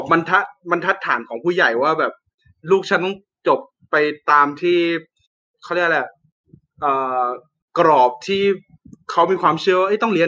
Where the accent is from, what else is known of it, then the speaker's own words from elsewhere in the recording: Narathiwat, Thailand; moved away as an adult; now in Bangkok, Thailand; ผมเป็นคนจังหวัดนราธิวาส